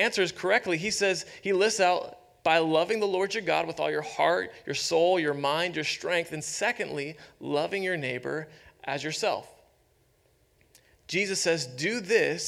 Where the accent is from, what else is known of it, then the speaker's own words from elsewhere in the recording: Youngstown, Ohio, United States; moved away; I grew up in Youngstown, Ohio